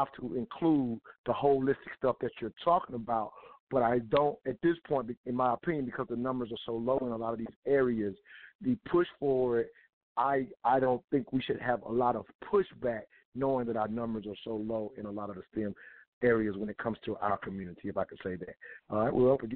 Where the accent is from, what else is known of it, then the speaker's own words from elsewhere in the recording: South Carolina, United States; I'm from South Carolina, so that's my home state HBCU that I grew up knowing about